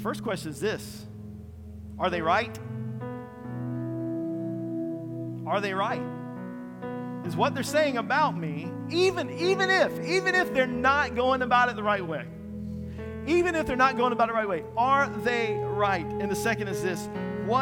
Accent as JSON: {"language": "English", "region": "Eastern North Carolina", "country": "United States", "said": "I'm from Eastern North Carolina."}